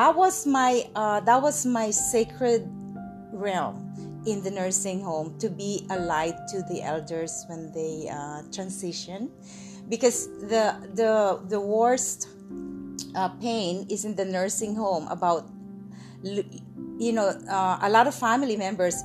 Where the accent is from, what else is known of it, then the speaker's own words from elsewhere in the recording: Philippines; also born or lived in Gapan, Nueva Ecija, Philippines / Manila, Philippines; I was born in Philippines by my amazing mother